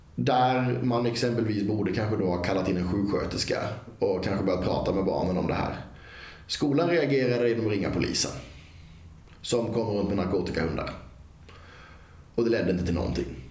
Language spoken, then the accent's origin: Swedish; Karlskrona, Blekinge, Sweden; från tiden jag växte upp i Karlskrona